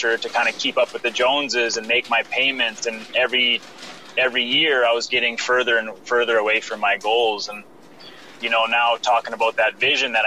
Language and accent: English; Saskatoon, Saskatchewan, Canada; I'm from Saskatoon, Saskatchewan, Canada.